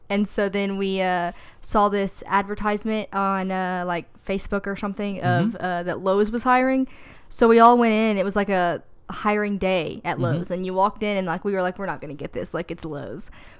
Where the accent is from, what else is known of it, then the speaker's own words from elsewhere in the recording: Paris, Île-de-France, France; Oh, I'm from here, Paris.